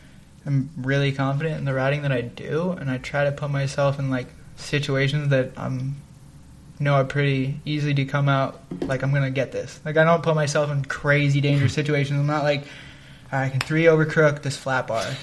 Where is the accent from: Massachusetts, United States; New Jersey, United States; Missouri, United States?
New Jersey, United States; Toms River; I'm from Toms River, so to me this is like a bigger thing, and I like it.